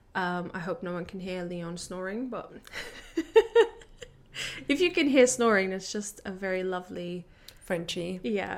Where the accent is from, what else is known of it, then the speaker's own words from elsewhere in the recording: Latvia; moved away as an adult; now in London, United Kingdom; I'm from Latvia